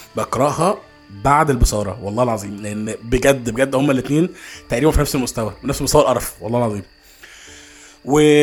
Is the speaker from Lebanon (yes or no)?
no; Egypt